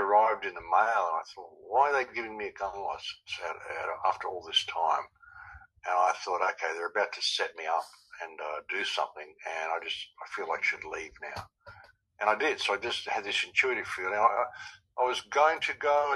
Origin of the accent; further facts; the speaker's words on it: Australia; I'm from Australia